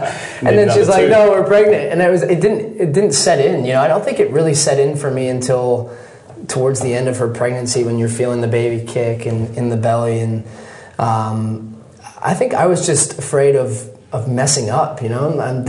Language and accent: English; Texas, United States; also born or lived in Scotland, United Kingdom; When I was born in Scotland, my dad would be going to work 8-9 hours a day at least, just to give his family a better life. They made a big decision, took my wife, my mom, and the kids, and we moved to Texas.